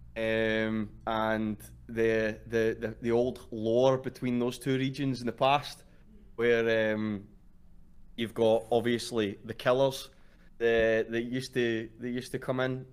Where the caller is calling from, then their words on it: Glasgow, Scotland, United Kingdom; I'm calling from Glasgow, Scotland